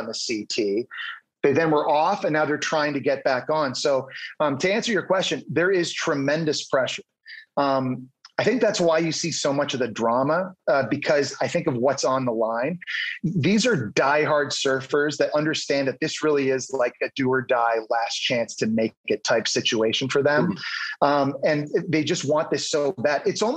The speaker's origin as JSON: {"language": "English", "town": "Ottawa", "region": "Ontario", "country": "Canada", "moved": "yes", "lives_now": "United States", "said": "I'm from Ottawa, Canada"}